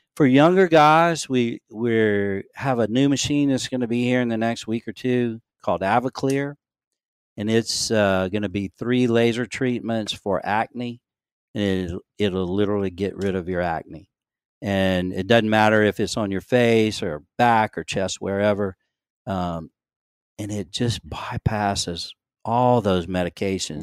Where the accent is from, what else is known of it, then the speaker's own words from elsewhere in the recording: Louisiana, United States; moved away as an adult; also born or lived in Shreveport, Louisiana / Maryland; now in Gulfport, United States; I grew up in Louisiana, went to L S U, uh, undergraduate